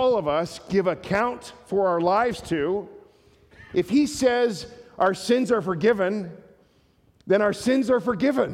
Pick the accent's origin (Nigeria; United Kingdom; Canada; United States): Canada; we're Canadian